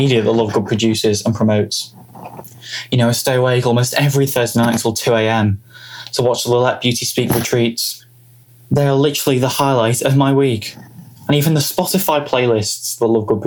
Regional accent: Liverpool, North West England, United Kingdom; I come all the way from Liverpool in England

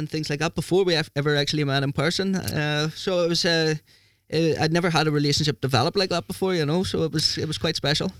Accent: Lurgan, Northern Ireland, United Kingdom; moved away as an adult; now in Norway; I love my hometown.

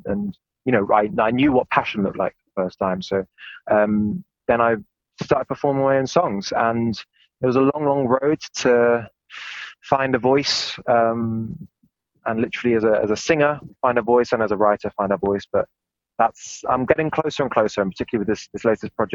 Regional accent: England, United Kingdom; now in Germany; I come from England

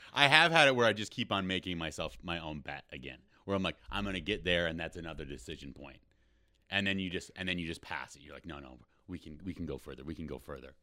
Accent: Rochester, Minnesota, United States; now in Los Angeles, United States; I'm from Rochester, Minnesota

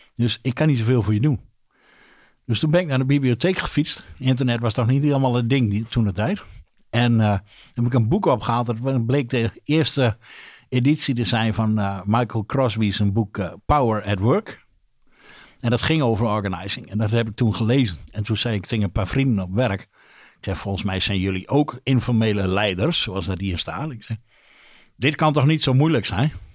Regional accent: Drenthe, Netherlands; also born or lived in Rolde; ik ben een Drent. ik woon in Rolde

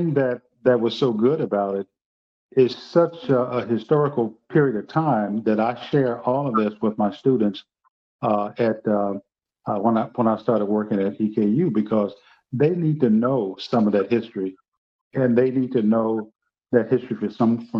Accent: Greenwood, Mississippi, United States; moved away as an adult; also born or lived in Knoxville, Tennessee; now in Kentucky, United States; I grew up in Greenwood, Mississippi

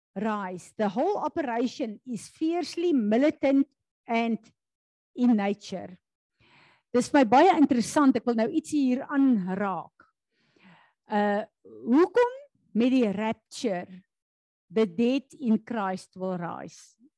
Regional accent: South Africa; ons is Suid-Afrikaners

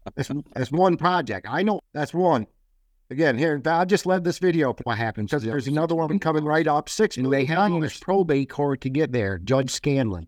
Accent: Bennington, Vermont, United States; my hometown of Bennington and Vermont

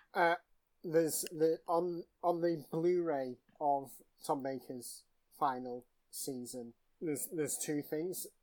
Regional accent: Manchester, North West England, United Kingdom; as a Mancunian

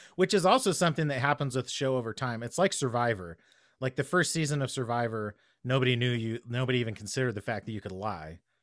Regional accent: United States; As an American

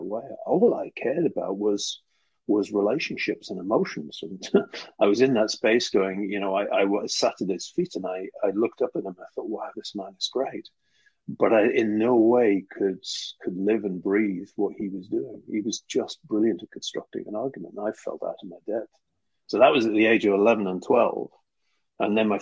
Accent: Newcastle upon Tyne, North East England, United Kingdom; I was brought up in Newcastle, northeast of England.

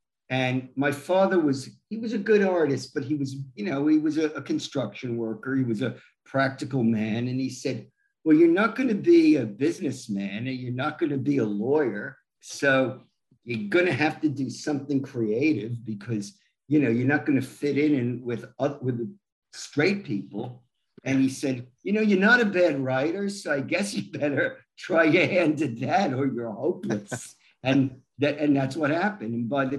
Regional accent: New York, United States; I grew up in New York. I remember Bruno Sammartino selling out Madison Square Garden.

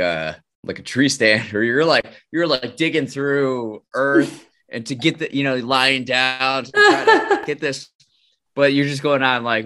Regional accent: Wisconsin, United States; moved away; when I go back to Wisconsin, I'm from Wisconsin

